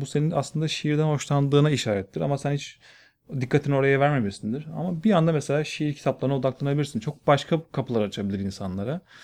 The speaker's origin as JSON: {"language": "Turkish", "region": "Bursa", "country": "Turkey", "tie": "born or raised there", "also_born_or_lived": "Elazığ / Erzurum / Ankara", "moved": "as an adult", "lives_now": "Istanbul, Turkey", "said": "Bursa'da doğdum, Bursa'da büyüdüm."}